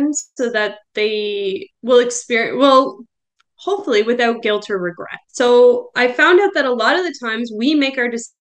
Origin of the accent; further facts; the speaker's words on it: Belleville, Ontario, Canada; we moved back to my hometown. So we're in Belleville, Ontario now